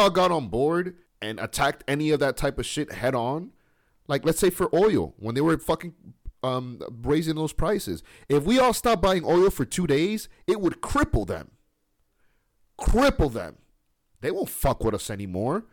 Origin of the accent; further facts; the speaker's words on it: United States; we're American over here